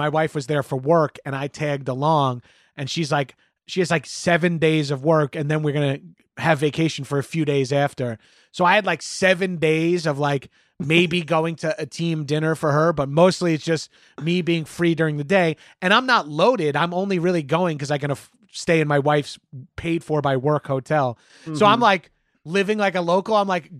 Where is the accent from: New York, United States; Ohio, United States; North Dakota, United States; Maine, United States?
New York, United States; Long Island; I'm from Long Island.